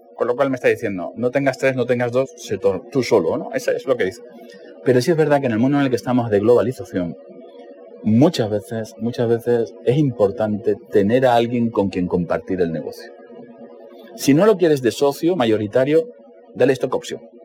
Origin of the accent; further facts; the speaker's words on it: Cáceres, Extremadura, Spain; Cuando yo tenía 11 años, en, Cáceres, donde yo nací